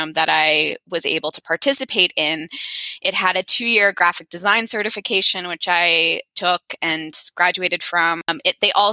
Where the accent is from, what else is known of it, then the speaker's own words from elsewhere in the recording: Peterborough, New Hampshire, United States; also born or lived in Washington, D.C. area; I grew up in New Hampshire and then went to the DC area for college, lived there for 15 years, and then moved back to New Hampshire 2.5 years ago.